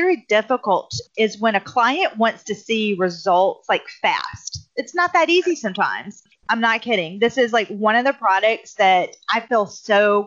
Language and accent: English; South Carolina, United States; I'm from South Carolina